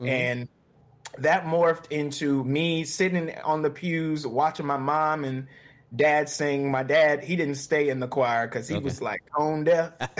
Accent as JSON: {"language": "English", "town": "Charlotte", "region": "North Carolina", "country": "United States", "tie": "born or raised there", "said": "Growing up in Charlotte has been a treat, man. You know, I grew up, my dad was a deacon in the Baptist church."}